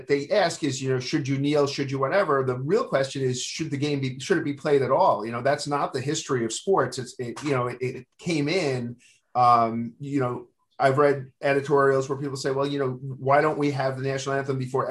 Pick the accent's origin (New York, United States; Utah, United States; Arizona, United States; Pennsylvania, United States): New York, United States; New York City; I grew up in Queens